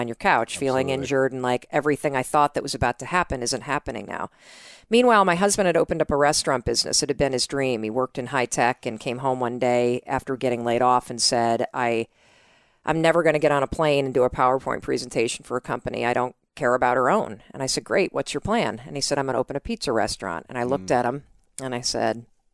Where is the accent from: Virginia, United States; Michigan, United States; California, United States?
Michigan, United States; North Muskegon; I'm from North Muskegon, Michigan.